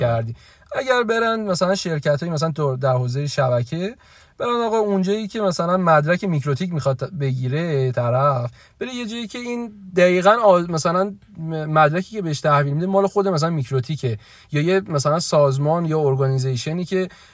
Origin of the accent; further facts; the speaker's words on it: Iran; گفتم ایرانی